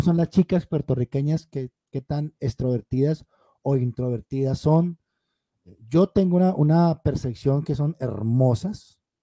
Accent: Cali, Valle del Cauca, Colombia; Rodrigo y yo somos caleños

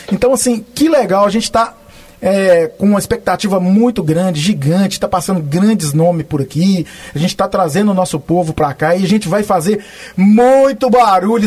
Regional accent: Belo Horizonte, Minas Gerais, Brazil; now in United States; Fui cresci em BH, fazendo moda de viola também

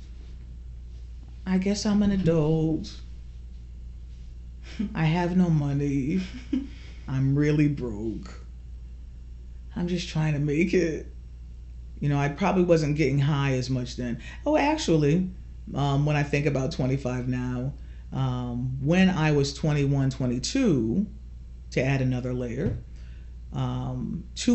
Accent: Norfolk, Connecticut, United States; also born or lived in New Britain, Connecticut; I was born in Norfolk, Connecticut in 1962

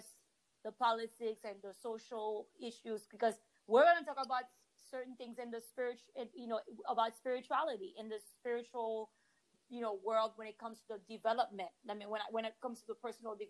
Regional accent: Haiti; also born or lived in Washington, D.C., United States; now in Miami, United States; I grew up in Haiti in a home where politics was discussed

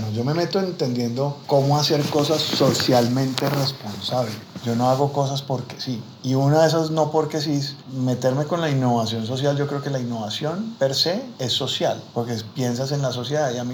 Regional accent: Buenaventura, Valle del Cauca, Colombia; Me encanta, yo sí, man, yo soy negro de Buenaventura, canchimalo por si hay alguien ahí.

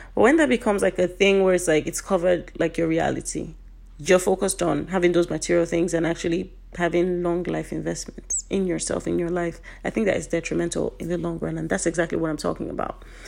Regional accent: Nigeria; Being a Nigerian

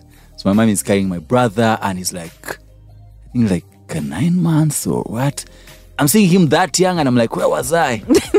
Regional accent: Kanungu, Western Region, Uganda; I was born in Kanungu.

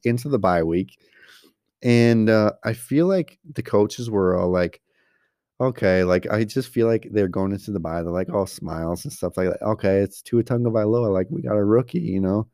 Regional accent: Coleman, Wisconsin, United States; we grew up in Coleman, Coleman, Wisconsin

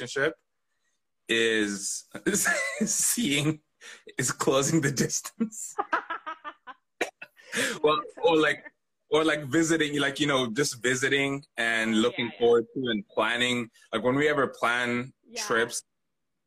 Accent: Kenya; I'm Kenyan.

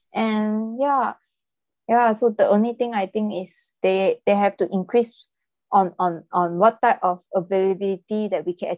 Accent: Malaysia; In my opinion, I'm from Malaysia, so the future of volunteering in my country

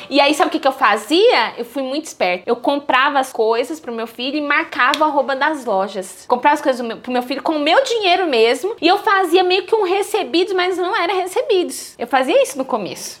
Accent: São Paulo, Brazil; sou paulista, mas a minha família é nordestina, todo mundo lá de Alagoas

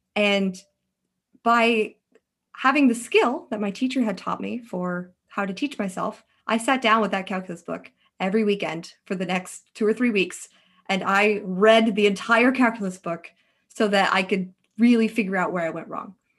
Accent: Alaska, United States; moved away as an adult; now in Bay Area, United States; I'm originally from Alaska

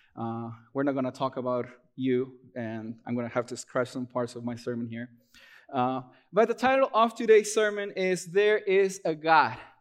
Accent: Peru; moved away as an adult; now in United States; I'm originally from Peru. Uh, I moved here to the U S in, back in twenty fourteen.

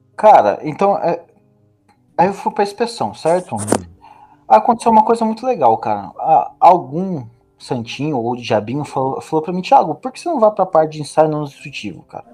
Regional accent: Taubaté, São Paulo, Brazil; also born or lived in Rio de Janeiro; sou taubateano, nasci no Rio de Janeiro, mas digo que sou taubateano

